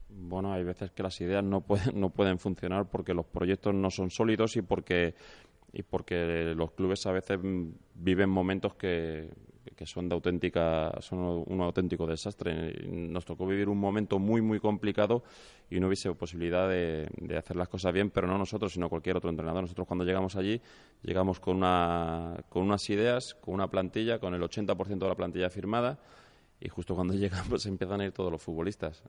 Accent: León, Castile and León, Spain; soy nacido en León

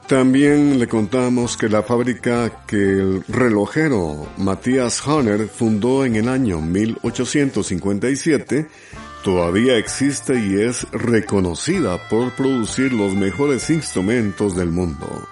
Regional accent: Honduras; Honduras, mi tierra, Honduras.

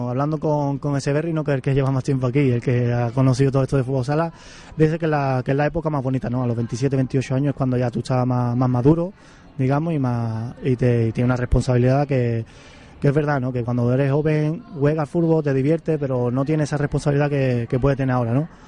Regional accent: Cádiz, Andalusia, Spain; moved away as an adult; now in Pamplona, Spain

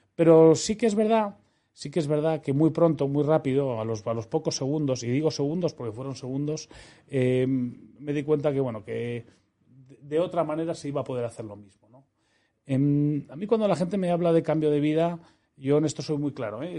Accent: Madrid, Community of Madrid, Spain; moved away as an adult; also born or lived in Seville / Almería / Netherlands / Switzerland; yo soy, español, soy madrileño, nací en el año 74

